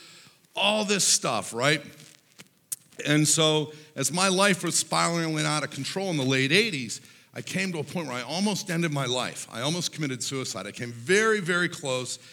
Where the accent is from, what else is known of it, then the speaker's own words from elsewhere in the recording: Pittsburgh, Pennsylvania, United States; I grew up in Pittsburgh, Pennsylvania